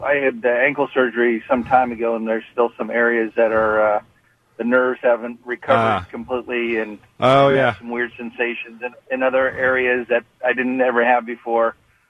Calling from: Marysville, Washington, United States; We're up in Marysville, so we're a little bit north

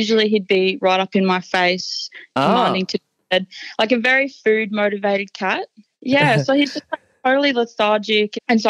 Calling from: Brisbane, Queensland, Australia; I'm calling from Brisbane.

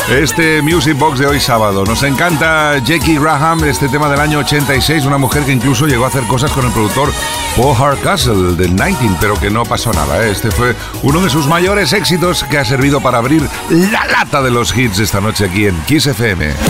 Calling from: Badajoz, Extremadura, Spain; Soy … de Badajoz.

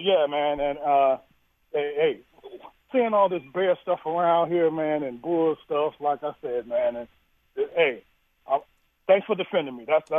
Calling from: Chicago, Illinois, United States; I'm calling from Chicago, but my heart is in Milwaukee

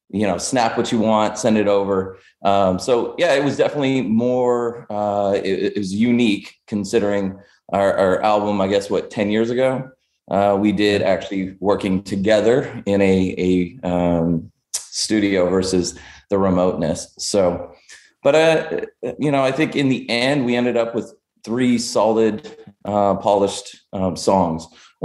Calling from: Dallas, Texas, United States; I'm actually calling in from Dallas, Texas.

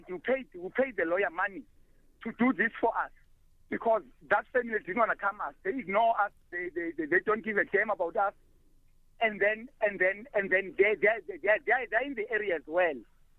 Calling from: Willowvale, Eastern Cape, South Africa; I'm calling from Willowvale, Ugatyane.

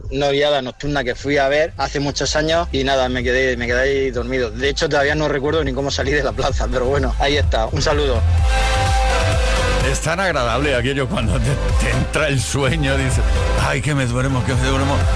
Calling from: Zaragoza, Aragon, Spain; Soy … de Zaragoza. Yo el lugar más raro en el que me quedé dormido fue en un bafle. Era una, discoteca aquí en Zaragoza

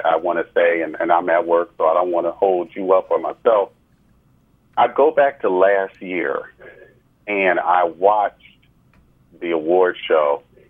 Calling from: New Jersey, United States; I'm calling from New Jersey.

